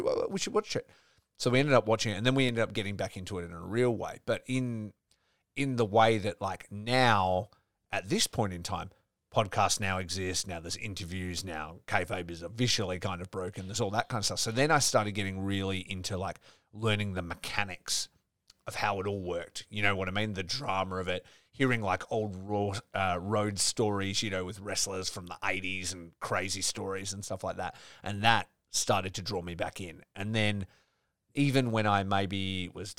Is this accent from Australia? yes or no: yes; Geraldton, Western Australia, Australia; I grew up in Geraldton, which is 4 hours sort of, you know, north of here.